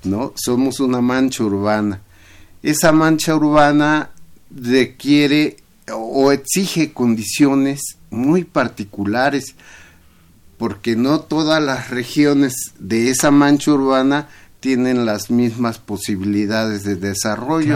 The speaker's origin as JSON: {"language": "Spanish", "region": "Mexico City", "country": "Mexico", "said": "allá en mi pueblo, en Iztapalapa"}